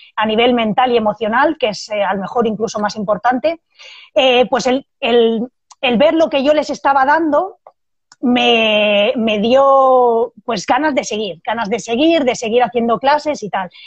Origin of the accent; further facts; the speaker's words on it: Barcelona, Catalonia, Spain; moved away as an adult; also born or lived in Madrid; now in Salamanca, Spain; yo soy de Barcelona